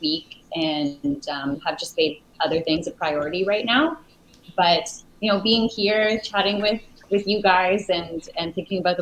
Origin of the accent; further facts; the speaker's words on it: Saskatoon, Saskatchewan, Canada; moved away as an adult; now in Stellarton, Canada; growing up in Saskatoon, I had a bowling alley within 15 minutes of my home